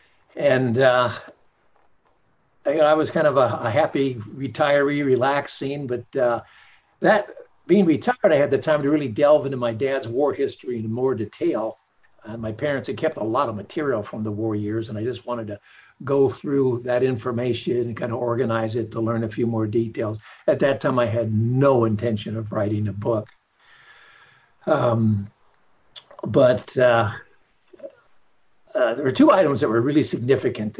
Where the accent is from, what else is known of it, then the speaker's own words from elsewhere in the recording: Pasadena, California, United States; also born or lived in San Marino, California; I was born in Pasadena, California. Home of the Rose Bowl, 1947. So it was a couple of years after World War II ended. Went to school in nearby the town of San Marino, California.